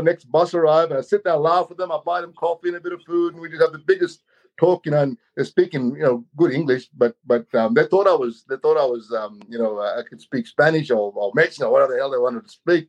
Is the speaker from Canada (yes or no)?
no; Australia; I'm native. I'm Aboriginal from Australia.